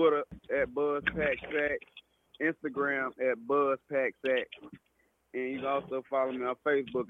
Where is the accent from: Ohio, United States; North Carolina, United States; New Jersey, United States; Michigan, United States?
North Carolina, United States; Charlotte; I'm from Charlotte, North Carolina. But I got family all through the Carolinas, Rock Hill, York, McConnell's, and all that stuff. So I'm a Carolina boy.